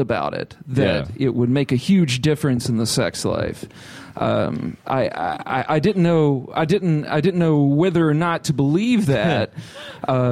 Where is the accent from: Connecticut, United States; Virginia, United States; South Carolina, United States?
Virginia, United States; moved away; I'm from Virginia